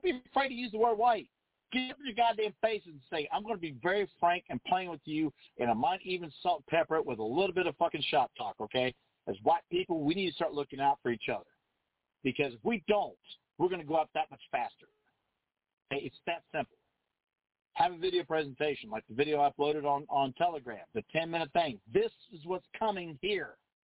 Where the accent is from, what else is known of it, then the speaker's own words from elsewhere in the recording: United States; We're not British. We don't talk with a clenched jaw so you can enunciate every damn continent and then still try to shirt instead of military. It's military. No, we're Americans.